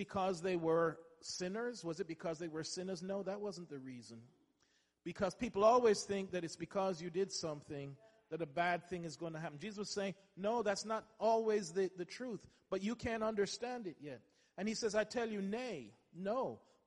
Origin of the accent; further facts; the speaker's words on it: England, United Kingdom; I went to school and I grew up in England